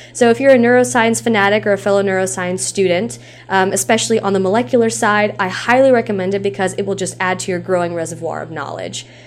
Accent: Tennessee, United States; I live in Tennessee, I've grown up in Tennessee

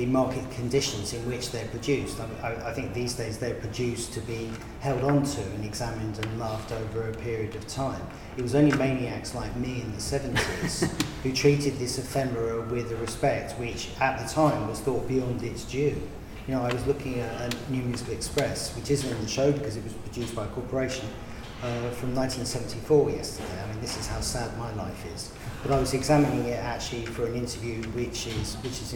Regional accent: London, United Kingdom; We come from Hendon in North London

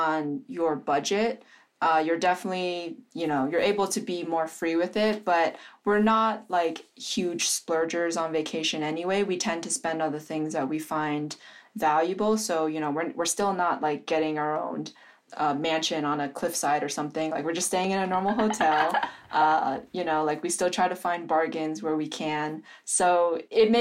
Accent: East Coast, United States; moved away as an adult; having grown up on the East Coast

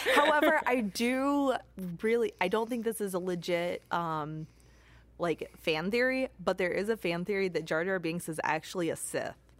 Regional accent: Southern Illinois, United States; moved away as an adult; now in Michigan, United States; I was born and raised in Southern Illinois. I moved to Michigan for an internship.

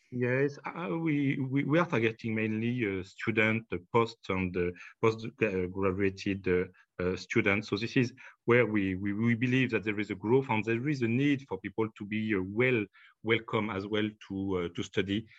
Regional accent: France; accent: French; English is a second language; my French accent

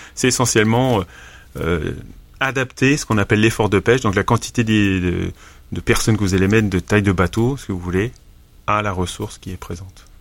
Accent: St. Pierre & Miquelon; je suis originaire de Saint-Pierre-et-Miquelon

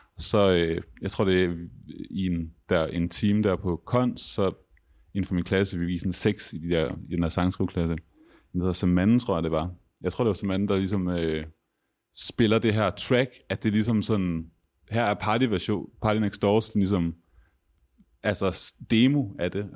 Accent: Aarhus, Central Denmark Region, Denmark; jeg er også fra Aarhus

